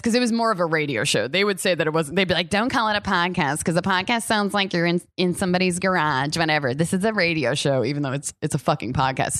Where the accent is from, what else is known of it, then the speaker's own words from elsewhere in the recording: New York, United States; we're both from New York